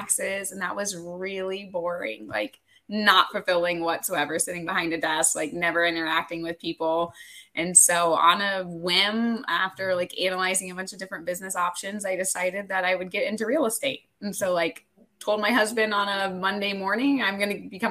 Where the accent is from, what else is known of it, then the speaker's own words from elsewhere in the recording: Florida, United States; moved away as an adult; now in Michigan, United States; I am originally from Florida, but I've moved to Michigan to follow a boy